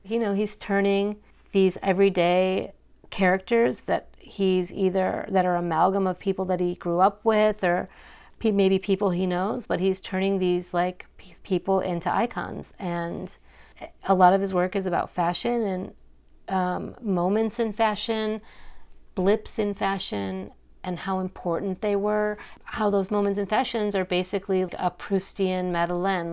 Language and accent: English; Cleveland suburb, Ohio, United States; I grew up in Cleveland, well, not even in Cleveland, like, outside